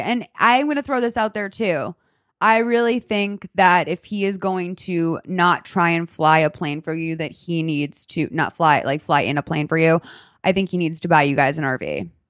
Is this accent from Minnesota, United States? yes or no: no; Lexington, Massachusetts, United States; I'm from Lexington, Massachusetts